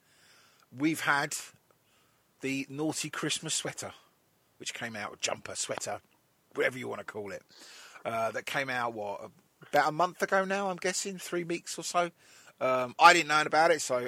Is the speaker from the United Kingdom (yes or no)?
yes; England, United Kingdom; we're all English